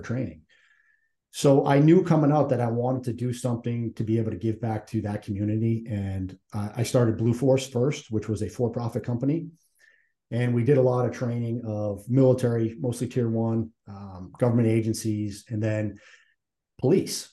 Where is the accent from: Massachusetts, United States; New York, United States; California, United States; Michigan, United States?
Massachusetts, United States; I'm from Massachusetts